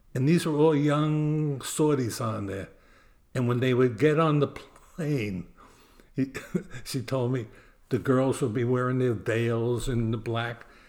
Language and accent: English; New York City, New York, United States; now in New Jersey, United States; Growing up in Brooklyn, New York, we never had the money to travel